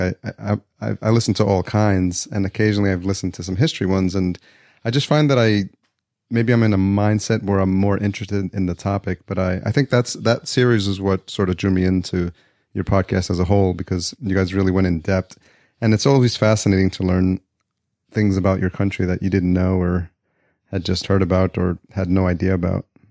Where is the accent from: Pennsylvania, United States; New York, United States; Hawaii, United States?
New York, United States; also born or lived in Atlanta, Georgia; now in Los Angeles, United States; I grew up in New York and now I'm living in Los Angeles